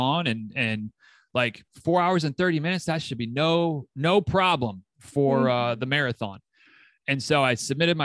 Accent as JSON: {"language": "English", "region": "Michigan", "country": "United States", "tie": "born or raised there", "also_born_or_lived": "Tennessee", "moved": "as an adult", "lives_now": "Florida, United States", "said": "my Michigan roots, I grew up in Michigan"}